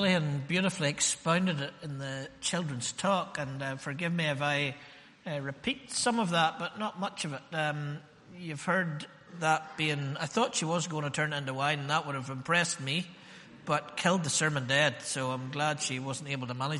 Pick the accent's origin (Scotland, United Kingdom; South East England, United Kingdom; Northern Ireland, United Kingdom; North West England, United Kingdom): Northern Ireland, United Kingdom; Ballymena; born or raised there